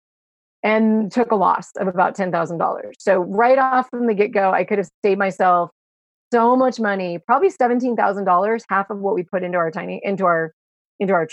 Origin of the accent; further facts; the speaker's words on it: Mendocino County, California, United States; we're from Mendocino County, the wine country area